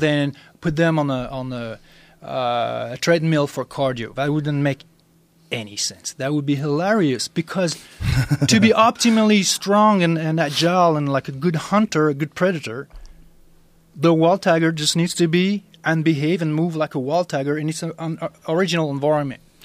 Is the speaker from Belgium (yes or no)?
no; France; I'm I'm originally from France